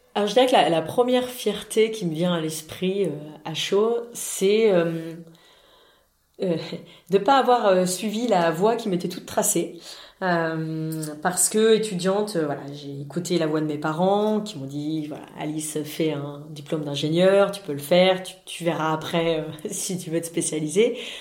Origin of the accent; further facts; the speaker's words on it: France; en tant que Français